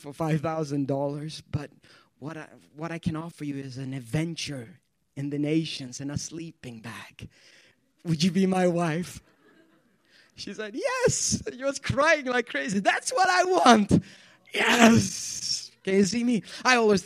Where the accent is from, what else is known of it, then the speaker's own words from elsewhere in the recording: Sweden; English is a second language; moved away as an adult; also born or lived in Ethiopia / Youngstown, Ohio; now in Pittsburgh, United States; I'm born and raised in Sweden